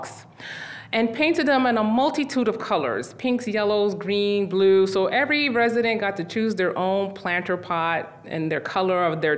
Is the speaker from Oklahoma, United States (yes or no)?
no; New York City, New York, United States; I was born and raised in Brooklyn, so all my life.